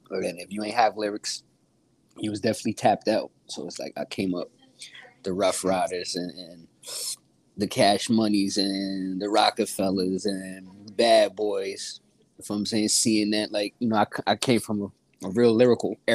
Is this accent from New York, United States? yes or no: yes; Catskill, New York, United States; now in Albany, United States; York. A little bit up from from eight four five. I'm from five one eight.